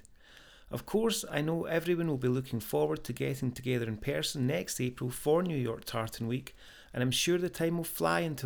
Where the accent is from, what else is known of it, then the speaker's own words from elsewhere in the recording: Scot, Scotland, United Kingdom; moved away as an adult; now in United States; this is my first year of living here in the United States, so a special occasion for me as a Scot living here